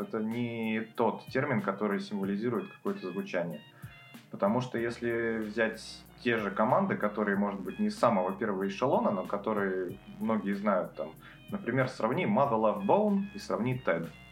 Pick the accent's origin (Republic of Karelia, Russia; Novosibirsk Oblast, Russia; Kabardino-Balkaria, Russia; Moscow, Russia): Republic of Karelia, Russia; Petrozavodsk; я родился в Петрозаводске, это столица Карелии, это лютый север. Погода там такая же, как в Сиэтле. Вот я рос, мне было 15, 16, 17 лет